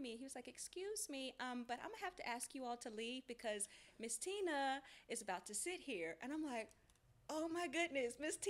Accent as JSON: {"language": "English", "region": "North Carolina", "country": "United States", "moved": "as an adult", "lives_now": "Los Angeles, United States", "said": "I'm from North Carolina originally"}